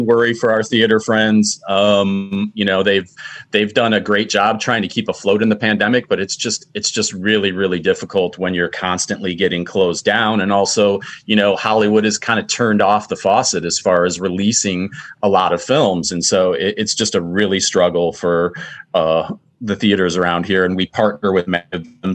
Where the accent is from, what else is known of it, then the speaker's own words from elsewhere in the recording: Roseville, Michigan, United States; also born or lived in Fraser, Michigan; I grew up in Macomb County and Fraser and Roseville